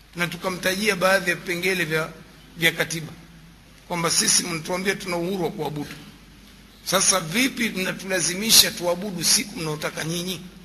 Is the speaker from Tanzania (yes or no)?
yes; Tanga, Tanga Region, Tanzania; kule kwetu Tanga